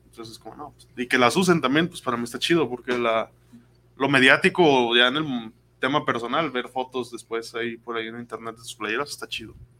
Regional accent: Mexico; soy mexicano

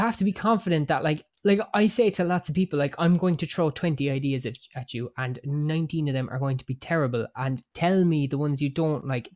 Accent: Cork, Munster, Ireland; I am Irish. I am from a place called Cork

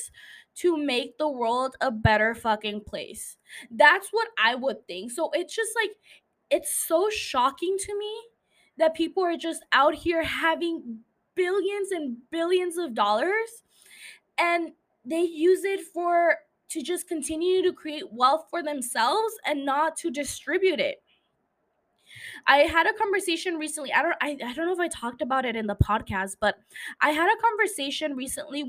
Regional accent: Calexico, California, United States; even though I'm not from San Diego, I am from a border city. Shout out to Calexico

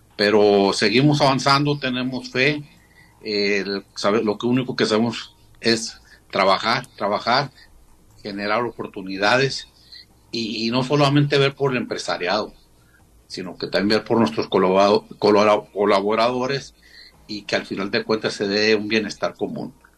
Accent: Mexico; como mexicanos

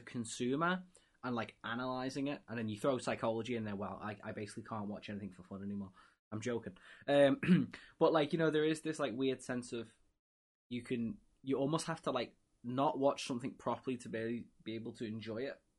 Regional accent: England, United Kingdom; me being English and a football slash soccer fan

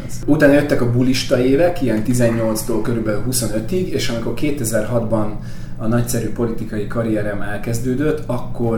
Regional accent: Salgótarján, Nógrád, Hungary; moved away as an adult; also born or lived in Pásztó; now in Budapest, Hungary; Én Pászton születtem, három éves koromtól Salgótarjánban éltünk

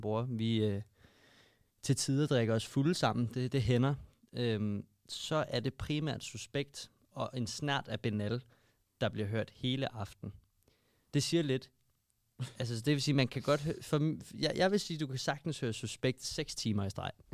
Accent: Albertslund, Capital Region of Denmark, Denmark; Mig og Magnus, vi voksede op i Albertslund

